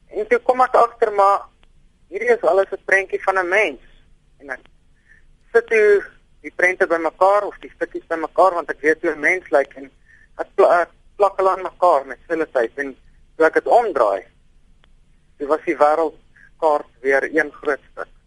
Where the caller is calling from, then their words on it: Pretoria, Gauteng, South Africa; Ek is uh, eh, 29 jaar oud … van Pretoria.